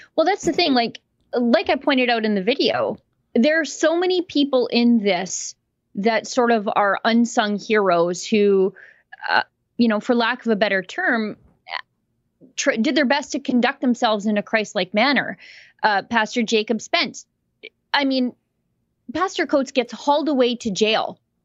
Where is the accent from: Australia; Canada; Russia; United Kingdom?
Canada; I'm Canadian